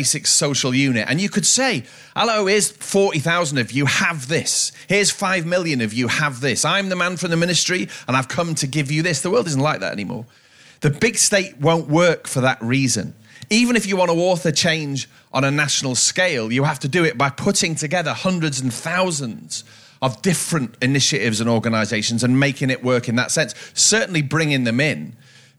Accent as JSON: {"language": "English", "area": "Cheshire", "region": "North West England", "country": "United Kingdom", "moved": "yes", "said": "I come from, it's not a place, but they gave the constituency the name Tatton. Tatton comprises now the towns of Wilmslow. This is all in Cheshire"}